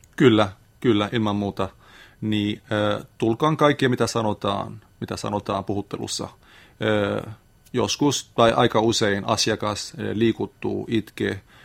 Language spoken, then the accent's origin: Finnish; Lebanon; Finnish is a second language; moved away as an adult; now in Lappeenranta, Finland; olen Libanonista kotoisin